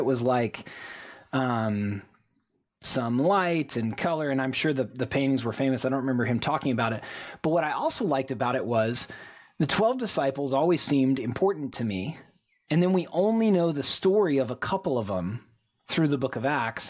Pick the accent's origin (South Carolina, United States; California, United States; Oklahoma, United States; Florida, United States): Oklahoma, United States; Tulsa; exactly one series from the church I grew up going to in Tulsa, Oklahoma.